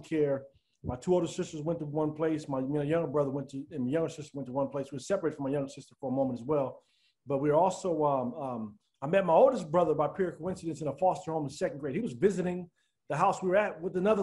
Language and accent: English; Denver, Colorado, United States; I grew up in Denver, Colorado